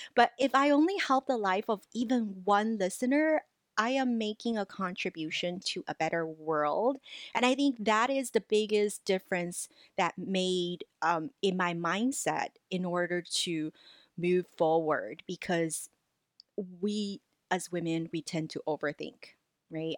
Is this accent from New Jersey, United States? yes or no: no; Los Angeles, California, United States; English is a second language; even though I grew up, you know, in L A, I hold the diploma from U C L A, I still feel, because English isn't my native language